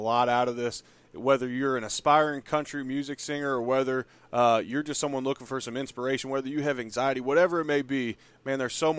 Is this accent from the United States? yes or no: yes; Cincinnati, Ohio, United States; moved away; I grew up in Cincinnati where Jeff Ruby's started